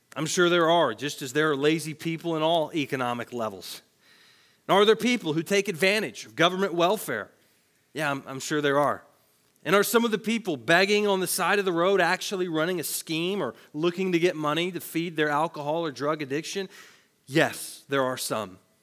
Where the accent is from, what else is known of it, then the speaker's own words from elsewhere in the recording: Tennessee, United States; I worked at a grocery store in my hometown in Tennessee